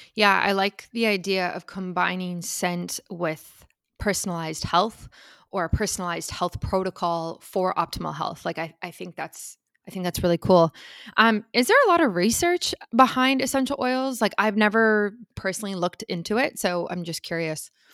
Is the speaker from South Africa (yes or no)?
yes; South Africa; moved away; I'm originally from South Africa